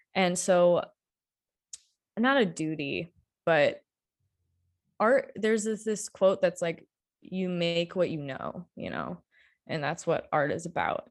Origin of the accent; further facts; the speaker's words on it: Marshall, Michigan, United States; moved away as an adult; also born or lived in Colorado; now in Kalamazoo, United States; I am from small town Michigan originally, I grew up in Marshall